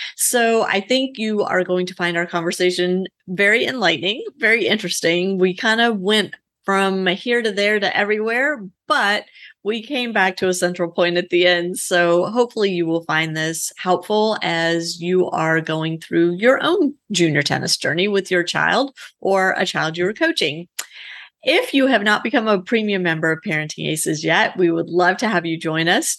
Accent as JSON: {"language": "English", "region": "Louisiana", "country": "United States", "tie": "born or raised there", "said": "I grew up in Louisiana"}